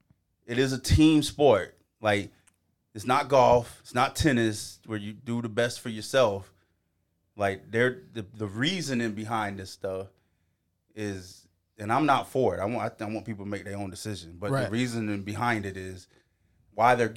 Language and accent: English; North Carolina, United States; I represent Carolina just because I'm from Carolina